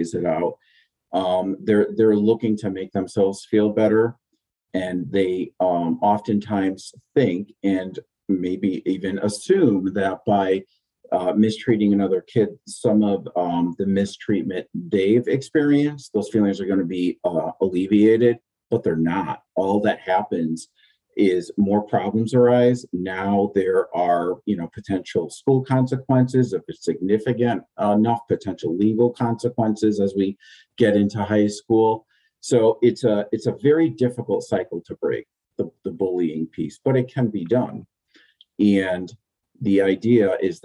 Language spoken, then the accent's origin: English; Southington, Connecticut, United States; Southington, where my kids are going to school, which I worked for a year or two here in my hometown